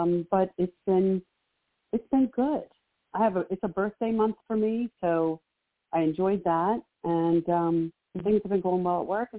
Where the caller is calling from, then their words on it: Maryland, United States; I'm calling from Maryland.